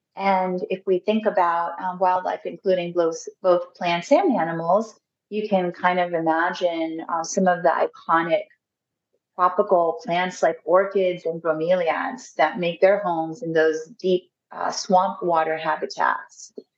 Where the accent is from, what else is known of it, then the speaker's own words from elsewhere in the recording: South Florida, United States; I grew up in South Florida, and Big Cypress National Preserve was very much my stomping ground as a child.